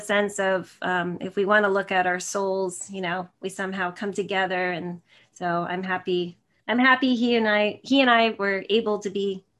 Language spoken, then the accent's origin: English; New Jersey, United States; now in San Jose, United States; I'm in San Jose, California, but I'm originally from Northern New Jersey near New York City. So I'm a total Jersey girl. I'm a total East Coast girl.